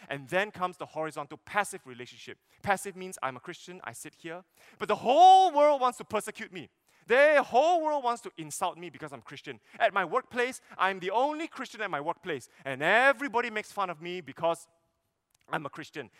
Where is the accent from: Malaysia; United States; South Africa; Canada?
Malaysia; Sarawak; I'm from Sarawak